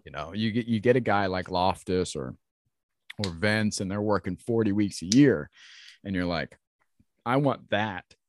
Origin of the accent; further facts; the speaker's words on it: Ohio, United States; I grew up in Ohio and I came up through the ranks in Ohio